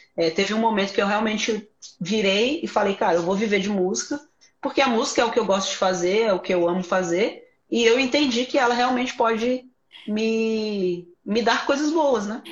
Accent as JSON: {"language": "Portuguese", "town": "Sobradinho", "region": "Federal District", "country": "Brazil", "said": "eu sou de Brasília, é, sou de Sobradinho, né, uma cidade satélite aqui de Sobradinho"}